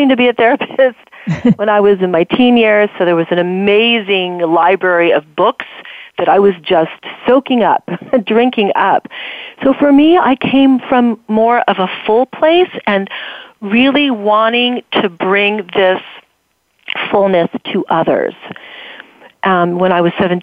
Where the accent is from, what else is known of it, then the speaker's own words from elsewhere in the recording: California, United States; I grew up in California